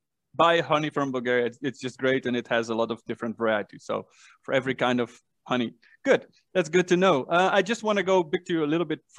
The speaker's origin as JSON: {"language": "English", "country": "Netherlands", "said": "I said that I was from Holland"}